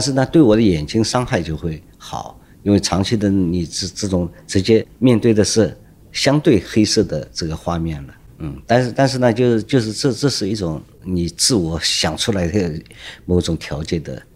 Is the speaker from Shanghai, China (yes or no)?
yes; Shanghai, China; 我是上海人，出生在这里，啊，生活在这里，所以对上海很，道路很熟悉